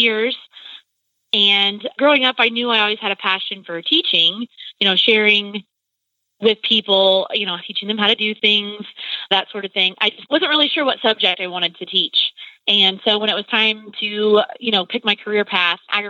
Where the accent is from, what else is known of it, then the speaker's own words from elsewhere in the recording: Butler, Illinois, United States; I am from Butler, Illinois